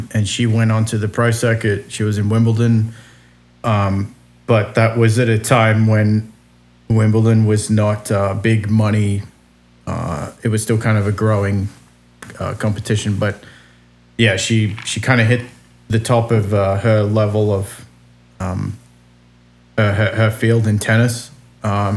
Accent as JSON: {"language": "English", "town": "Sydney", "region": "New South Wales", "country": "Australia", "tie": "born or raised there", "moved": "as an adult", "lives_now": "Las Vegas, United States", "said": "I grew up on the northern beaches of Sydney, so I'm 15 or 20 minutes from the beach."}